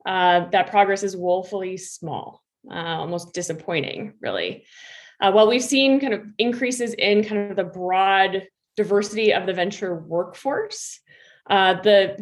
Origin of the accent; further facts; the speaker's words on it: Minnesota, United States; I actually grew up in Minnesota